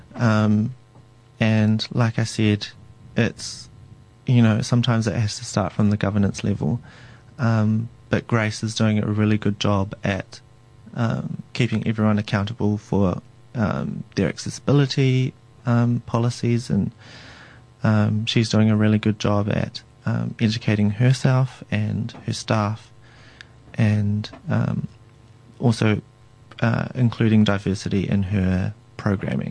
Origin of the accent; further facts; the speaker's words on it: Tauranga, Bay of Plenty, New Zealand; I'm from Tauranga, and within Tauranga Moana area there are three iwi